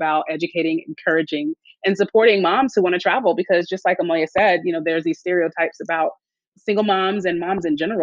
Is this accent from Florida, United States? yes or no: yes; Tallahassee, Florida, United States; I grew up in Tallahassee, Florida, which is neither a small town nor a big city